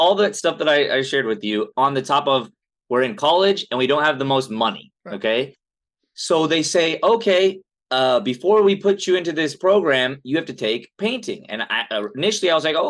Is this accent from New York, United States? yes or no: no; Los Angeles, California, United States; also born or lived in Pasadena; I was born in Pasadena, grew up in Southern California, right here